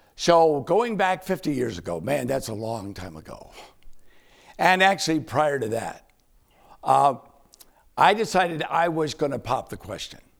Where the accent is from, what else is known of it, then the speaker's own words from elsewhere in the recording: Winston-Salem, North Carolina, United States; my hometown, Winston-Salem, North Carolina